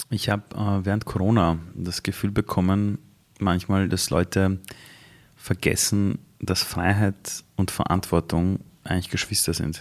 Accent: Vienna, Austria; also born or lived in Iran; ich bin, bin damals aufgewachsen in Simmering

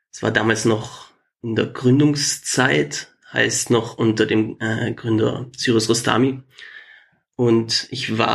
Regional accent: Trentino-Alto Adige, Italy; first language German; Ich bin in Südtirol aufgewachsen, das ist Teil von Italien, aber deutschsprachig, größtenteils. Und ich gehöre eben zu der deutschen Sprachgruppe.

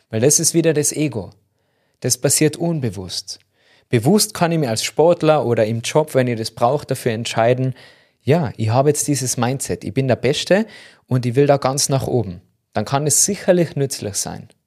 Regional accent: Tyrol, Austria; accent: Tyrolean; überall, wo man mich verstehen kann mit meinem Tiroler Dialekt

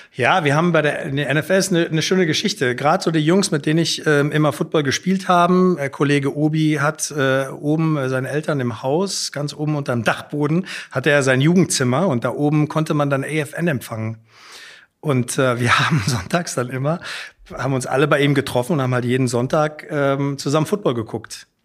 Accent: Frankfurt, Hesse, Germany; also born or lived in Hamburg; aufgewachsen in Altsachsenhausen

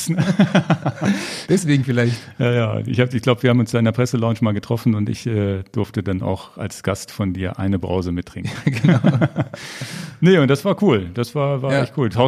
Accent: Hannover, Lower Saxony, Germany; Ich bin in Hannover geboren.

